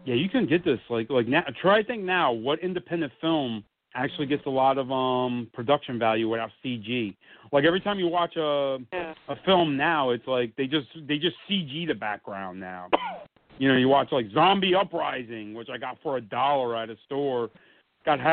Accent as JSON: {"language": "English", "town": "Maplewood", "country": "United States", "tie": "born or raised there", "said": "my hometown in Maplewood, where I'm sitting right now"}